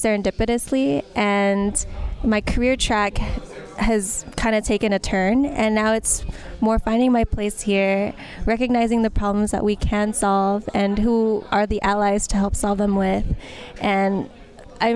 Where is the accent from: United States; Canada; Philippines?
Philippines; as a Filipino in the tech industry